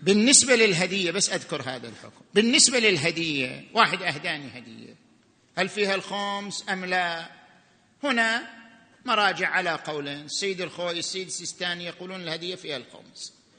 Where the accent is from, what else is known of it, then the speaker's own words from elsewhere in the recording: Saudi Arabia; احنا في السعوديه عندنا بدلات وعلاوات